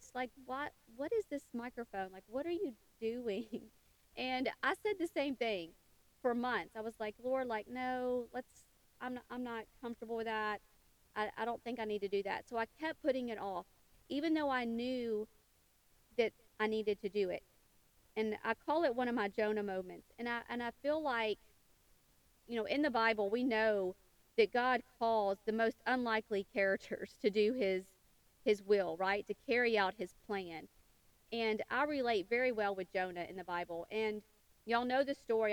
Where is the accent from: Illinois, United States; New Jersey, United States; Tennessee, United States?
Tennessee, United States; western; I was born and raised in a small town in western Tennessee